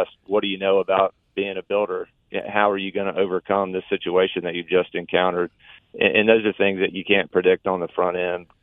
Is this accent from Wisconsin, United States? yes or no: no; Nashville, Tennessee, United States; moved away as an adult; also born or lived in Auburn, Alabama; I grew up in the Nashville-Franklin area.